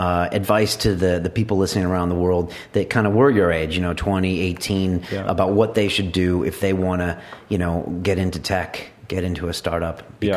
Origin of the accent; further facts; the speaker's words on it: California, United States; I'm from California